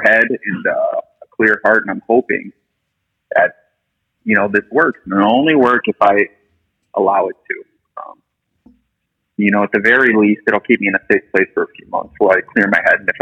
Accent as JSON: {"language": "English", "town": "Chicago", "region": "Illinois", "country": "United States", "moved": "as an adult", "lives_now": "Florida, United States", "said": "I'm from Chicago, and like I said, I bounced in and out of treatment there for years"}